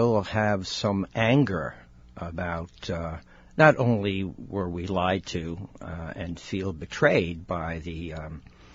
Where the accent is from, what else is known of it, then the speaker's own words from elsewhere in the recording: New York City, New York, United States; moved away; I was born and raised in the Bronx